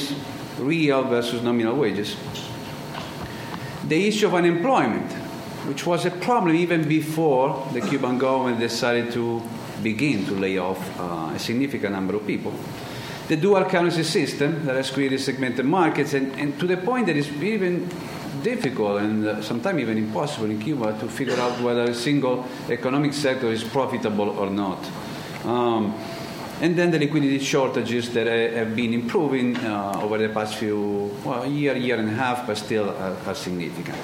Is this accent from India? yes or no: no; Italy; English is a second language; I was born in Italy, born and raised